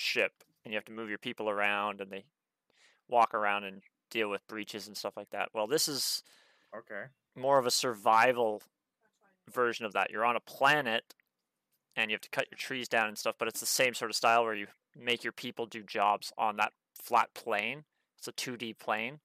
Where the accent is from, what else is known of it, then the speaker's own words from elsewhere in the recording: Canada; We are Canadian